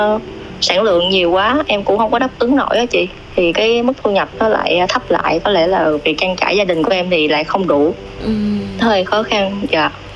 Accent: Đồng Tháp, Vietnam; moved away as an adult; also born or lived in Châu Thành District, Đồng Tháp; now in Ho Chi Minh City, Vietnam; quê em ở Đồng Tháp

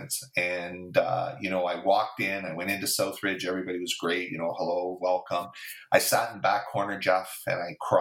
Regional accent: St. Catharines, Ontario, Canada; born and raised in St. Catharines, 56 years old

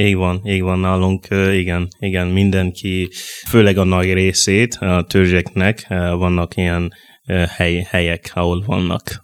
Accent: Burkina Faso; first language Mooré; Hungarian is a second language; moved away as an adult; now in Hungary; Burkina Faso-ból jövök.

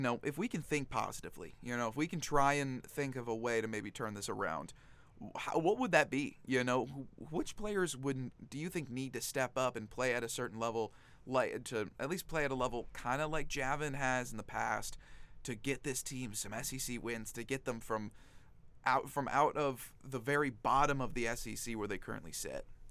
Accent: Raleigh, North Carolina, United States; my hometown of Raleigh, North Carolina

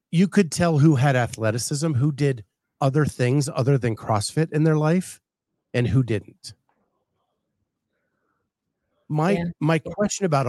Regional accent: Pennsylvania, United States; I'm from the other side of the state

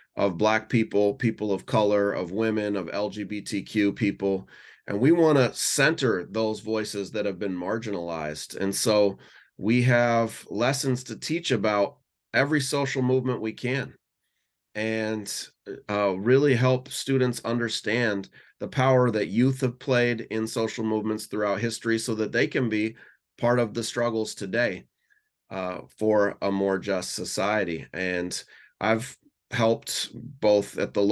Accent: Seattle, Washington, United States; rallying from my hometown here in Seattle

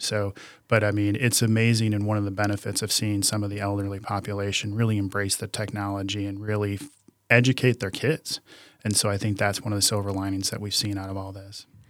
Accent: outside of Chicago, Illinois, United States; I grew up outside of Chicago

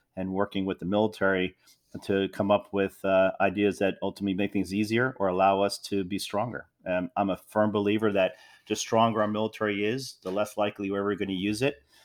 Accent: Philadelphia, Pennsylvania, United States; growing up in Philadelphia area

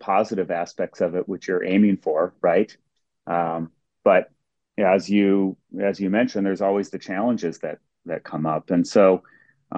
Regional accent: Minneapolis–Saint Paul, Minnesota, United States; I grew up in the Twin Cities

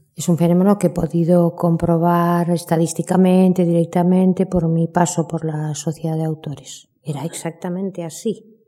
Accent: Buenos Aires, Argentina; now in Spain; nací en Buenos Aires

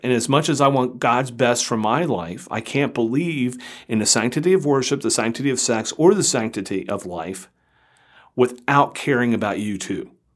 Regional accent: Florida, United States; I grew up in Florida

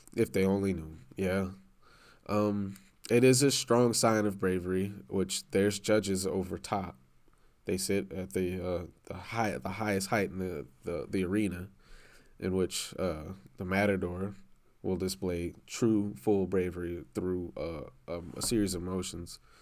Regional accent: New Orleans, Louisiana, United States; moved away; I'm from New Orleans

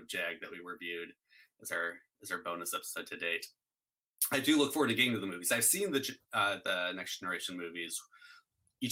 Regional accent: Alaska, United States; now in Oregon, United States; we're all from Alaska but now live in Oregon

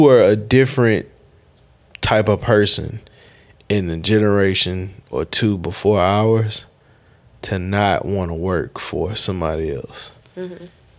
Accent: Spartanburg, South Carolina, United States; I'm from Spartanburg, South Carolina. First state to secede from the Union.

